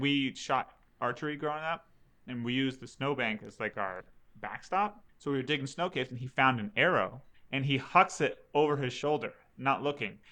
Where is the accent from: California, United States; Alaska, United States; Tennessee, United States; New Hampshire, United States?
Alaska, United States; we're from Alaska